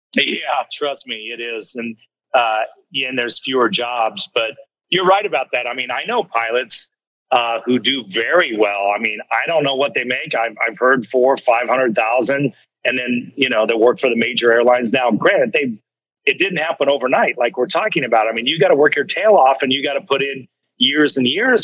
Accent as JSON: {"language": "English", "town": "Kansas City", "country": "United States", "tie": "born or raised there", "moved": "yes", "said": "the barbecue I grew up with back in Kansas City"}